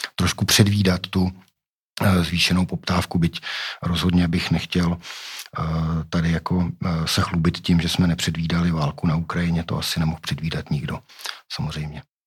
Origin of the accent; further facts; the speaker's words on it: Pardubice, Pardubice Region, Czechia; já jsem z Pardubic, Pardubice to je, to je město cyklistů